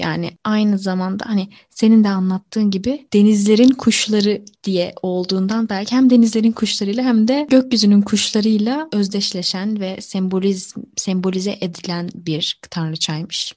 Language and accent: Turkish; Mediterranean Region, Turkey; Akdenizli bir insan olarak